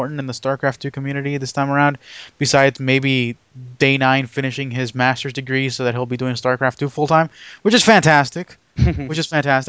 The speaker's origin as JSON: {"language": "English", "area": "near Anaheim", "region": "California", "country": "United States", "tie": "born or raised there", "moved": "yes", "said": "me going back to my hometown"}